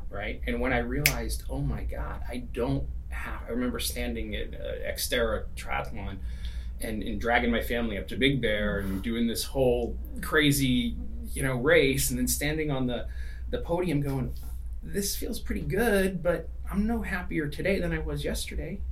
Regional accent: East Coast, United States; now in California, United States; I grew up, you know, we're in California now, but I grew up in the East Coast

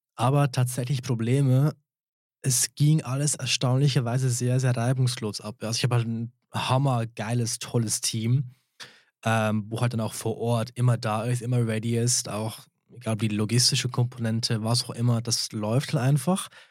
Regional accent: St. Moritz, Graubünden, Switzerland; ich bin einheimisch, ich bin da aufgewachsen in St. Moritz

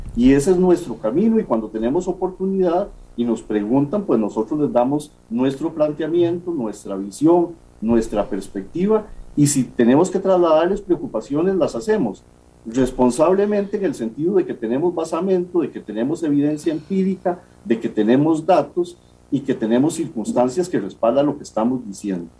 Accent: Costa Rica; como costarricenses

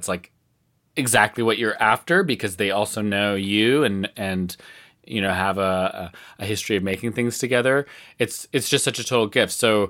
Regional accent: Salt Spring Island, British Columbia, Canada; they built a new high school building in the town that I grew up in Salt Spring Island, British Columbia.

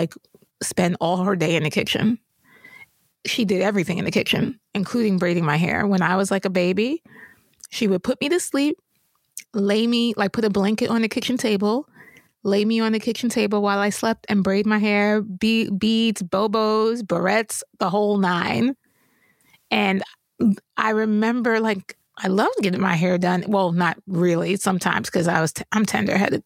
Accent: New York, United States; I grew up in New York

